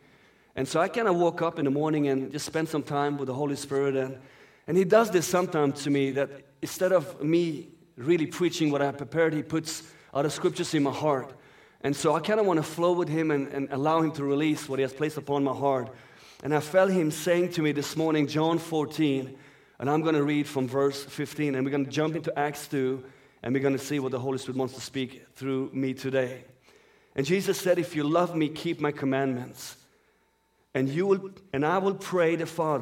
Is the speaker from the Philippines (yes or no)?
no; Sweden; first language Persian; English is a second language; also born or lived in Iran; That's my native language for those who do not know. I'm born in Iran and raised up in Sweden.